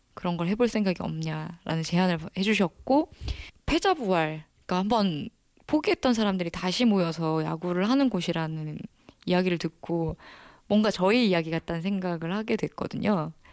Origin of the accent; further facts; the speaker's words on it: Ulsan, South Korea; now in Seoul, South Korea; 제 울산에 조그마한 중학교 1회 졸업생이거든요.